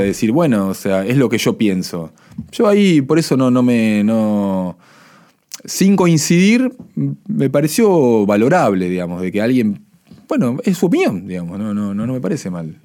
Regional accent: Argentina

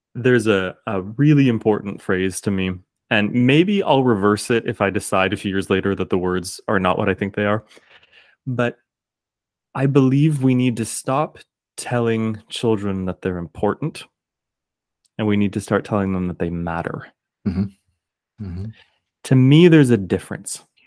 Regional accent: Kingston, Ontario, Canada; accent: Canadian; I'm just one dude from Kingston, Ontario.

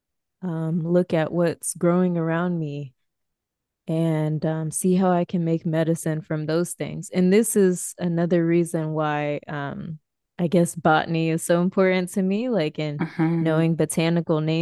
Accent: Colorado, United States; accent: American; also born or lived in Dominican Republic / Yucatan, Mexico; We grew up in Colorado

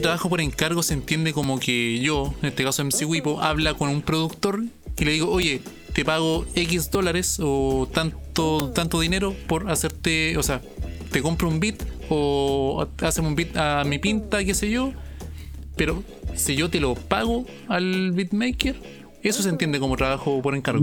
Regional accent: Chile; acá somos chilenos

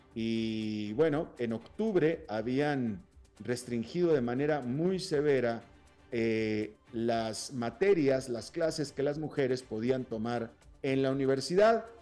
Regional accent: Monterrey, Nuevo León, Mexico; moved away as an adult; yo soy de Monterrey, y viví los primeros 32 años de mi vida en Monterrey

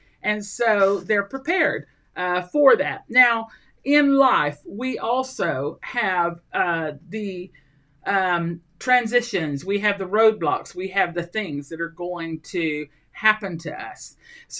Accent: Colombia; also born or lived in Central America / Mexico; I grew up in Colombia, South America. And then I lived in just about every country in Central America. I've been in Venezuela, I've been in other South American countries, and I've lived in Mexico.

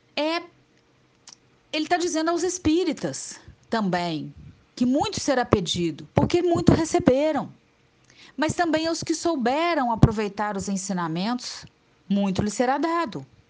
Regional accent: Juiz de Fora, Minas Gerais, Brazil; moved away as an adult; now in Muriaé, Brazil; eu sou de Juiz de Fora, mas eu estou aqui em Muriaé, sou muriaense por adoção completa há mais de 10 anos

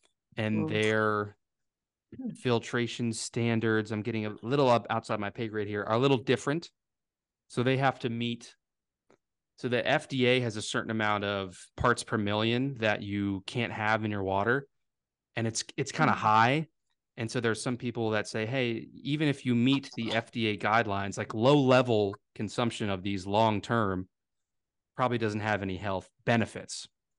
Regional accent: Virginia, United States; accent: Southern Virginia; There's my Southern Virginia accent coming out.

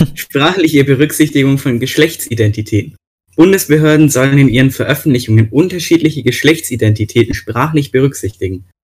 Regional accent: Bavaria, Germany; hier bei uns in Bayern

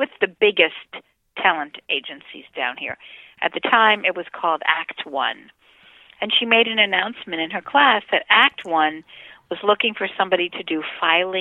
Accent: Miami Beach, Florida, United States; I was born in Miami Beach

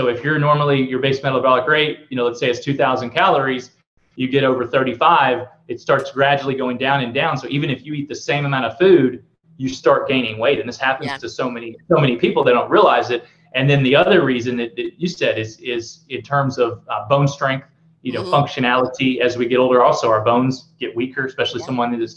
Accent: the South, United States; I'm from the South, so I say amen

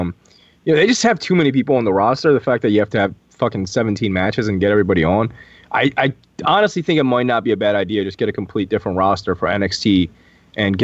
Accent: Philadelphia, Pennsylvania, United States; Since I'm from Philly, I grew up like attending CZW shows

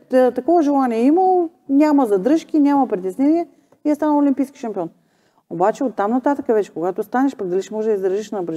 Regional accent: Bulgaria; Аз и по себе си го знам, че ние като българи не сме, нали, гордеем се с Христотичко, Вали Орнов, Стев Костадинова.

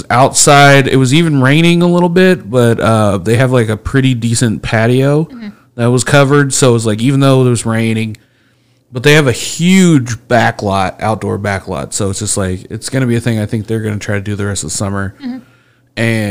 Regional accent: Speedway, Indiana, United States; I grew up in Speedway

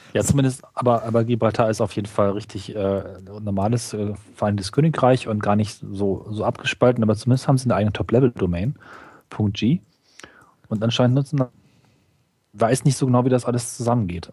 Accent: Germany; als Deutscher

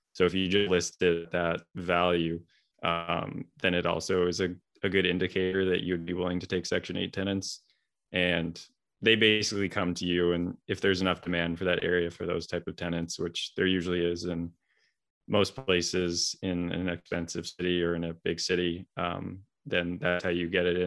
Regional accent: Vancouver, British Columbia, Canada; moved away as an adult; now in Boston, United States; I'm originally from Vancouver, Canada

